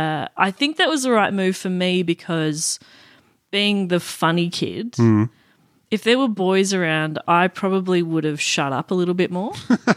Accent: Wantirna South, Victoria, Australia; I grew up out in Wantirna South originally.

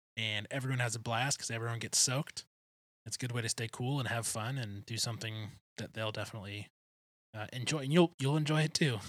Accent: outside Detroit, Michigan, United States; I grew up right outside Detroit

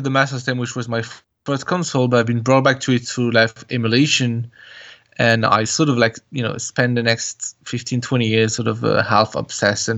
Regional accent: France; moved away as an adult; also born or lived in England; I was raised in France

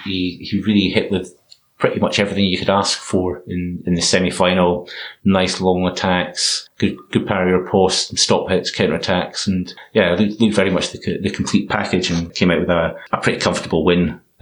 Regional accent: Scotland, United Kingdom; I'm stuck with just being Scottish.

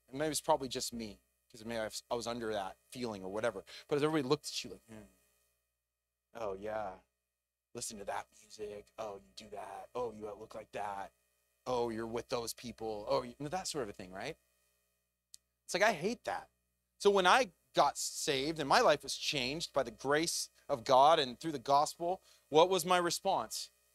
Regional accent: United States; as an American

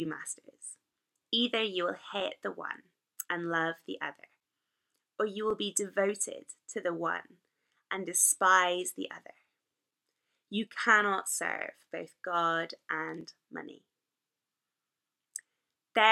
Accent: Northern Ireland, United Kingdom; accent: Northern Irish; my Northern Irish accent

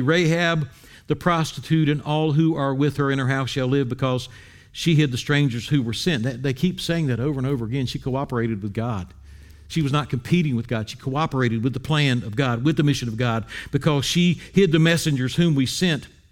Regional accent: Wilmington, North Carolina, United States; moved away; I grew up in Wilmington, North Carolina

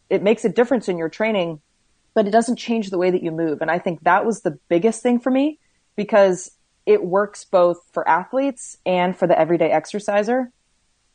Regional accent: Bay Area, California, United States; also born or lived in West Hollywood, California; now in Oregon, United States; I was born in West Hollywood, and then I grew up in the Bay Area

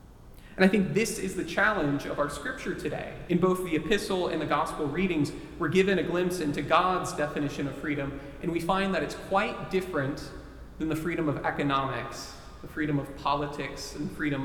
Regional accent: Texas, United States; Texas, my home state

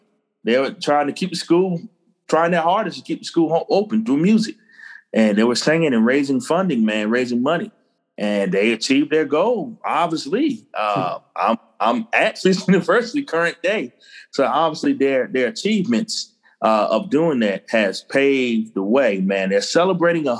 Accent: Cross, South Carolina, United States; moved away as an adult; also born or lived in Eadytown, South Carolina / Charleston, South Carolina / Columbia, South Carolina; now in Nashville, United States; growing up in Cross, South Carolina, in the big city of Cross, South Carolina, where I went to high school. But I'm a native of Edytown, South Carolina.

